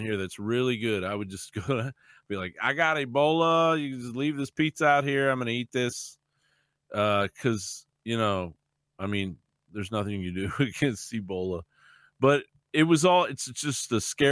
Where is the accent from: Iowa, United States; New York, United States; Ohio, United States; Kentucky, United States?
Kentucky, United States; now in Texas, United States; when I grew up in Kentucky, I grew up in the South